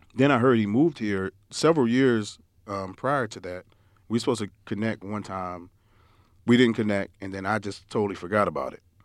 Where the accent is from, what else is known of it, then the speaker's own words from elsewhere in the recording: New York, United States; moved away; growing up in New York, we used to oh, my parents used to always send us down south